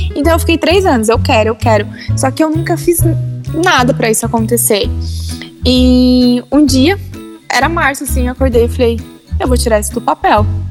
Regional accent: São Paulo, Brazil; moved away as an adult; eu sou de São Paulo

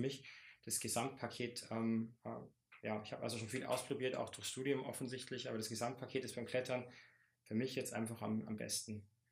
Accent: Bavarian Forest, Germany; bei uns im Bayerischen Wald

